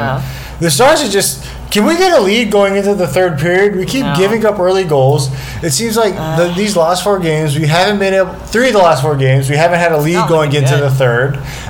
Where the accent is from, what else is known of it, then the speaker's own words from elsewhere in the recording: Kansas, United States; I'm from Kansas.